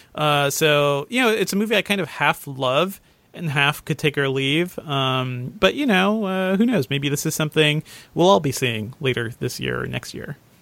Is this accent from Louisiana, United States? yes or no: no; Connecticut, United States; I grew up in Connecticut